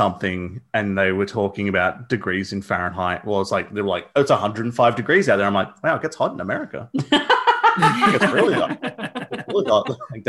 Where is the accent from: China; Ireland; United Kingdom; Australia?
Australia; accent: Australian